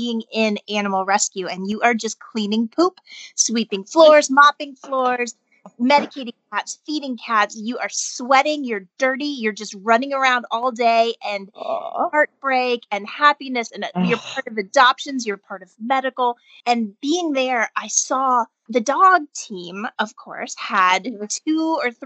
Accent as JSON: {"language": "English", "town": "Columbus", "region": "Ohio", "country": "United States", "tie": "born or raised there", "moved": "yes", "lives_now": "Los Angeles, United States", "said": "I raised in Ohio. I moved out here from Ohio"}